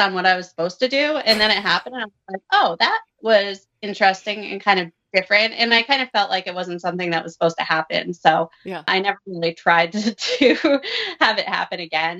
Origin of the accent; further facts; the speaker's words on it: suburb of Providence, Rhode Island, United States; I grew up in a small town, suburb of Providence